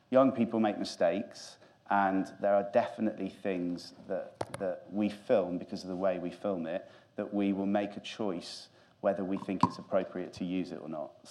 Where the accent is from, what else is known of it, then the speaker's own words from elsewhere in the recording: Grimsby, Yorkshire and the Humber, United Kingdom; I'm from Grimsby